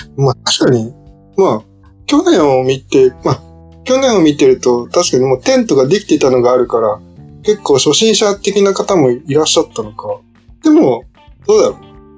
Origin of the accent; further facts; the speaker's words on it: Hamamatsu, Shizuoka, Japan; 僕の地元も結構染め浜松なんですけど、染め有名なんですけど